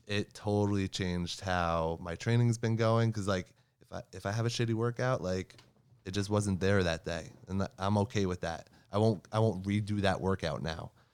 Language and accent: English; New Jersey, United States; I'm from New Jersey